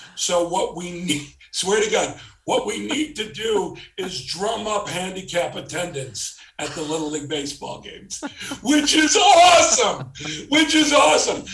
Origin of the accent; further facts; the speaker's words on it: Chicago, Illinois, United States; moved away; also born or lived in South Florida; I'm from Chicago. I was living in South Florida. My family had moved there and I moved back to Chicago to do Second City.